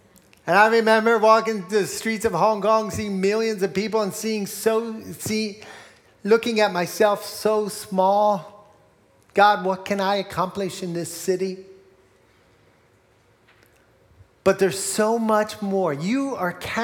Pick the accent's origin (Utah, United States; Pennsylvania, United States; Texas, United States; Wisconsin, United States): Pennsylvania, United States; Morgantown; I grew up in Berks County in Morgantown, not too far from here